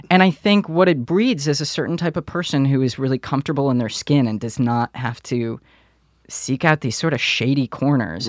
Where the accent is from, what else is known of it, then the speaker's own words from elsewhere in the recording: Detroit, Michigan, United States; moved away; Growing up in Detroit, the things that I saw when I was a kid